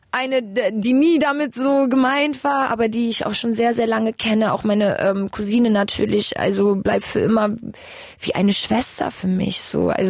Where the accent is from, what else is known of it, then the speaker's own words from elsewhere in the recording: Germany; also born or lived in Kazakhstan; ich bin ähm, in Kasachstan geboren, bin mit eineinhalb ungefähr ähm, oder zwei fast ähm, nach Deutschland gekommen mit meinen Eltern, ähm, eben über Moskau äh, umgestiegen.